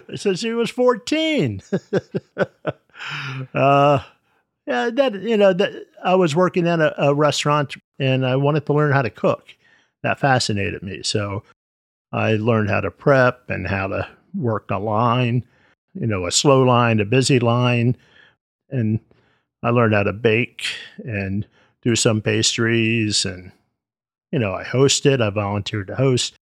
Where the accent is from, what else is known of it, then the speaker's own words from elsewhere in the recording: United States; I was born here in the States